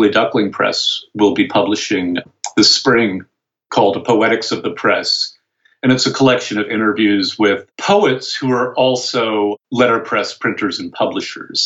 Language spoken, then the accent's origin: English; Providence, Rhode Island, United States; also born or lived in Vermont; I grew up in Providence, or just outside of Providence